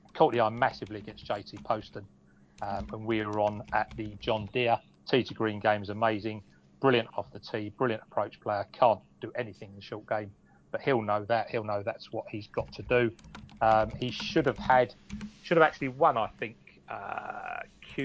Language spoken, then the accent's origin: English; Romford, London, United Kingdom; I'm from Romford, mate